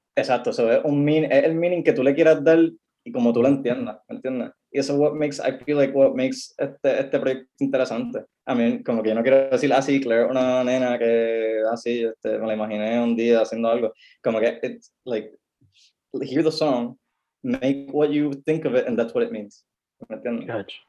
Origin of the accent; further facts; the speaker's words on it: Puerto Rico; yo soy puertorriqueño, yo hago la música puertorriqueña